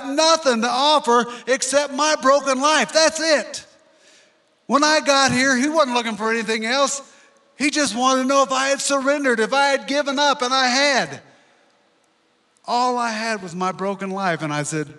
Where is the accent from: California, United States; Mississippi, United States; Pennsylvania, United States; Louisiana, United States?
Louisiana, United States; now in Colorado, United States; I'm from Louisiana